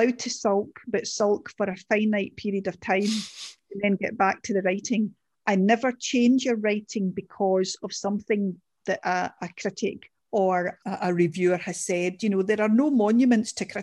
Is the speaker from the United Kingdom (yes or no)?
yes; Glasgow, Scotland, United Kingdom; I'm a Glaswegian and a Scottish person